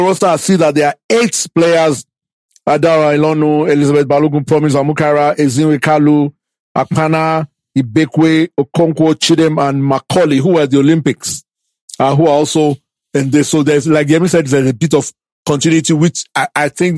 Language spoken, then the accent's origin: English; Nigeria; all of us as Nigerian, let me say Nigerian fans